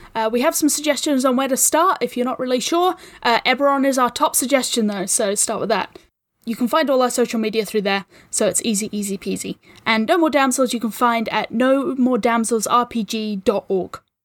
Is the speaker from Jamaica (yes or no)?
no; New Zealand; I'm a New Zealander